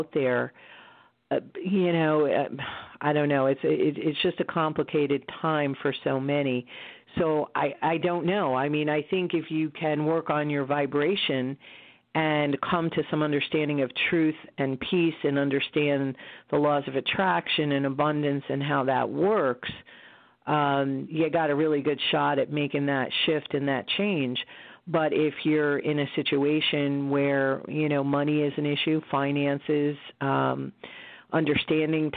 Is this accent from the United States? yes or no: yes; United States; also born or lived in Connecticut; I, as an American